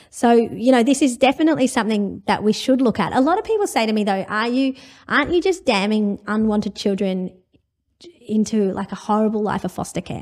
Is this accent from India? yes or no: yes; India; now in Australia; I'm from India originally